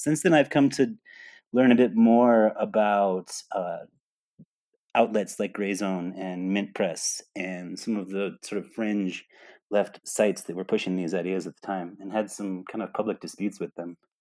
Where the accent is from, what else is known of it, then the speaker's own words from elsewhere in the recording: New York, United States; moved away as an adult; also born or lived in Texas / Colorado; now in Colombia; I was born in Texas, although most of my life I lived in New York.